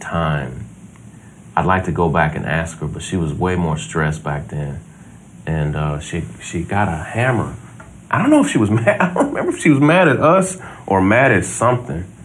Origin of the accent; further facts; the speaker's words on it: Versailles, Kentucky, United States; also born or lived in Mississippi; We grew up in Versailles, Kentucky